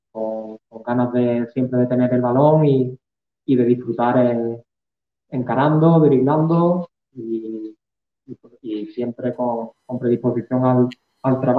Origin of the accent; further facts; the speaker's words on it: Malaga, Andalusia, Spain; de Andalucía en general, del fútbol tan pasional que soy de Málaga